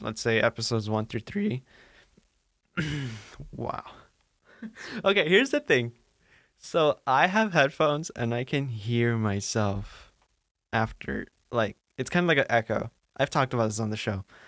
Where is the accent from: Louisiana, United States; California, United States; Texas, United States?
California, United States; Santa Ana; moved away as an adult; now in Maine, United States; I'm from Santa Ana in Orange County